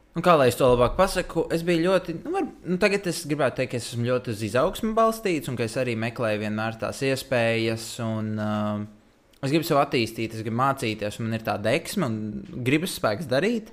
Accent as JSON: {"language": "Latvian", "region": "Riga", "country": "Latvia", "tie": "born or raised there", "said": "es esmu uzaugusi Rīgā"}